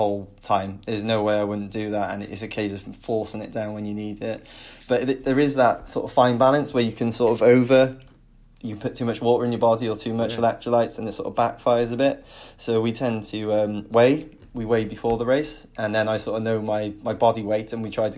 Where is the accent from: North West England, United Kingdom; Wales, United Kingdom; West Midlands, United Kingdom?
Wales, United Kingdom; Penarth; I'm originally from Penarth